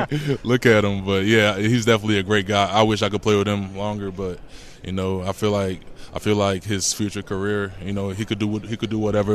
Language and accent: English; Baltimore, Maryland, United States; I'm from Baltimore